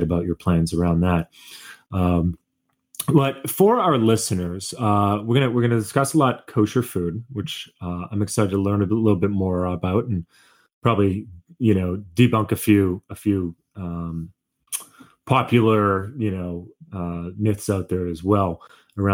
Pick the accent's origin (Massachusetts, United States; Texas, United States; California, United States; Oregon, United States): Massachusetts, United States; Boston; I grew up in Boston on a street that was primarily Jewish.